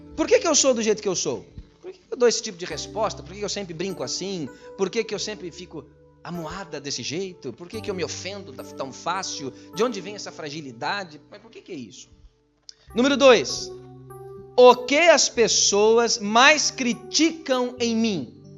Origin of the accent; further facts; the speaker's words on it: Brazil; now in Portugal; eu sou brasileiro